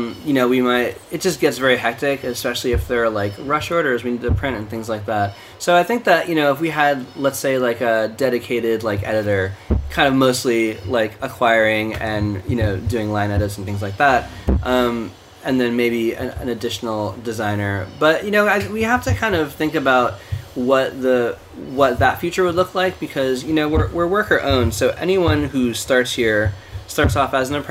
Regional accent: East Coast, United States; also born or lived in Portland; now in New York, United States; my partner and I moved to New York, cause we're both from the East Coast originally

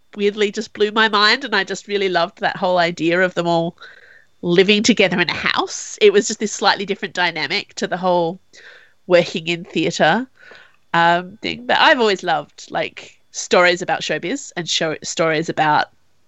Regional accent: Australia; as an Australian

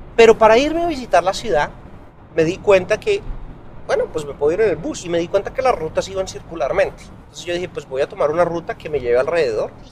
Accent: Colombia; moved away as an adult; now in United States; como colombiano viviendo aquí

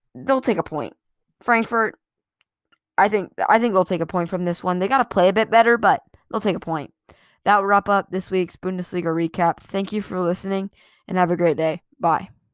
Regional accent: United States; I'm an American.

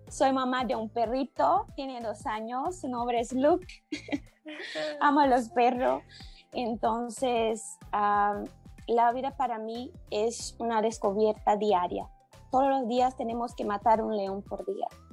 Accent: Brazil; Spanish is a second language; soy brasileña

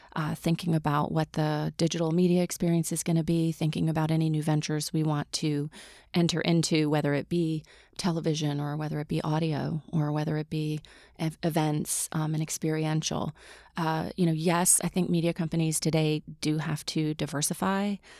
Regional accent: Mississippi, United States; moved away; I grew up in Mississippi

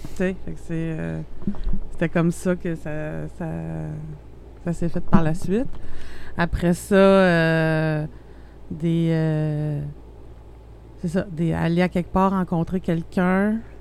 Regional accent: Abitibi, Quebec, Canada; je viens d'une petite région, en plus, je viens de l'Abitibi

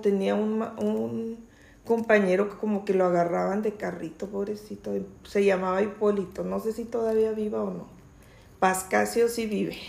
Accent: Chihuahua, Mexico; also born or lived in Santa Bárbara, Chihuahua; yo empecé mi escuelita en, allá en Santa Bárbara, de allá son mis padres, pero yo nací aquí en Chihuahua. Y luego ya le dieron trabajo a mi mamá de maestra. Aquí en Chihuahua ya nos venimos. Y aquí empecé a estudiar en la escuela Jesús García.

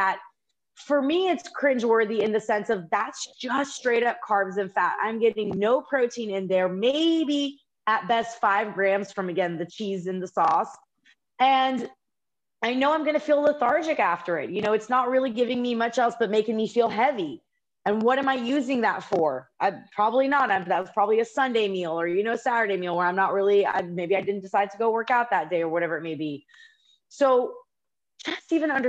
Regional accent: United States; we're both American

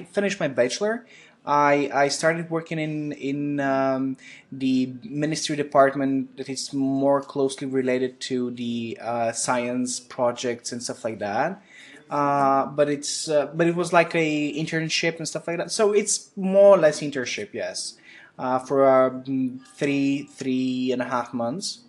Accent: Bulgaria; moved away as an adult; now in Wroclaw, Poland; I'm from Bulgaria

